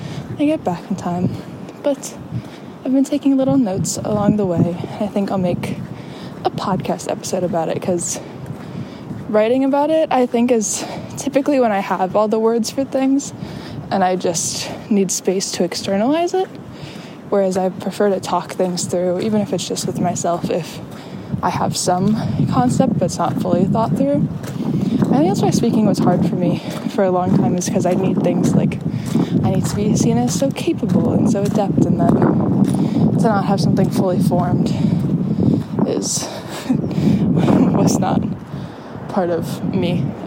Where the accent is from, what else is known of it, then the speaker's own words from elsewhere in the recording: Chicago, Illinois, United States; accent: Chicago; I naturally have a rather thick Chicago accent, and it just kind of dissipated slowly over the years. It returns whenever I talk to somebody from home